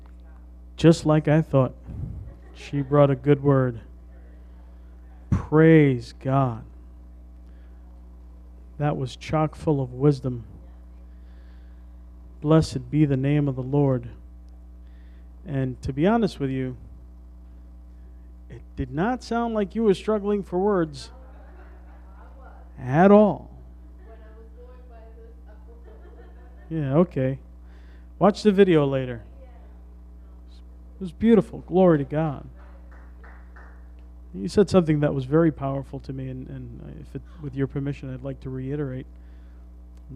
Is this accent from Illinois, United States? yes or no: no; New York City, New York, United States; we're from the Bronx